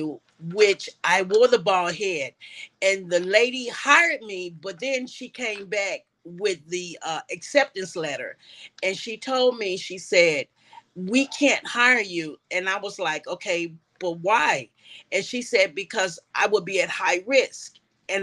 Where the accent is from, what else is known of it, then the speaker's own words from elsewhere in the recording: Chicago, Illinois, United States; moved away as an adult; now in Atlanta, United States; I'm originally from Chicago, Illinois